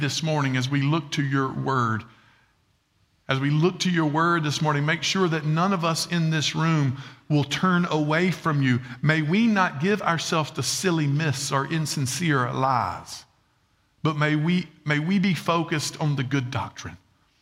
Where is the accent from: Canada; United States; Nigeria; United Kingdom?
United States; Red Bank, South Carolina; I'm from Red Bank, South Carolina